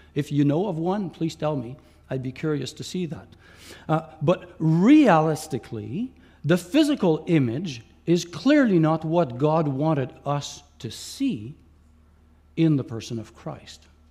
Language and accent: English; Quebec, Canada; first language Franglish (French and English); also born or lived in Ontario; I was born in Ontario, but grew up in Quebec